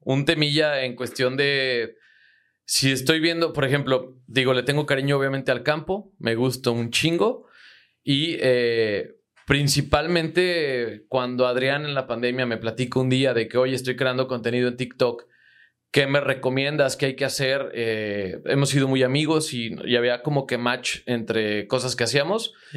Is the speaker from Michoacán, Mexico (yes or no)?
yes; Zitácuaro, Michoacán, Mexico; Yo soy de Zitácuaro, Michoacán